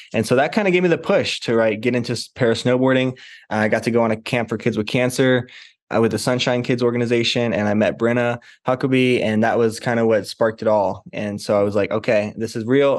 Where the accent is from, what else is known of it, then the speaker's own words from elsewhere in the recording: St. Louis, Missouri, United States; I grew up in Saint Louis, Missouri, far away from the mountains